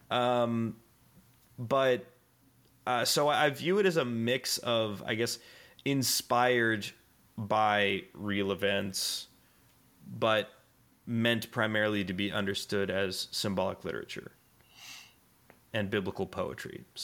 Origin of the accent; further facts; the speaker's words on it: Australia; accent: Australian; yeah, just telling me my Australian accent is is dog shit